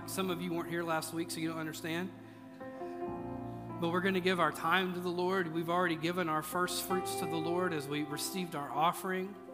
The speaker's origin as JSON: {"language": "English", "region": "Mississippi", "country": "United States", "lives_now": "Tennessee, United States", "said": "And, uh, you know, I'm from Mississippi, so, which, you know, people in Tennessee think they're from the South but you ain't from the South."}